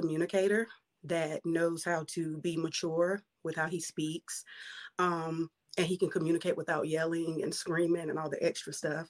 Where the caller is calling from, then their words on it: North Carolina, United States; I'm calling from North Carolina.